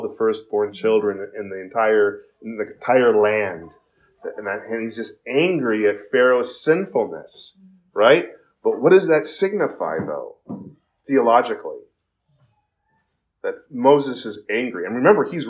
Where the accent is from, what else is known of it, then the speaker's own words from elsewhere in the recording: South Korea; now in United States; when I was growing up in Korea